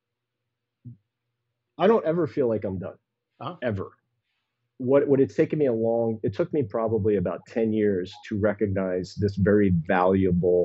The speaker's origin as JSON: {"language": "English", "town": "Philadelphia", "region": "Pennsylvania", "country": "United States", "tie": "born or raised there", "said": "my hometown magazine, Philadelphia Magazine"}